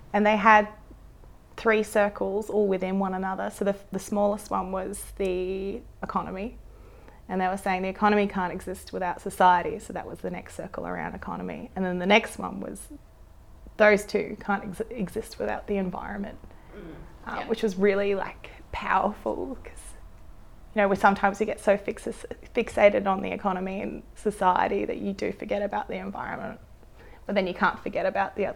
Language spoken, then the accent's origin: English; Noosa, Queensland, Australia; I learned to dive whilst I was at school growing up in Noosa.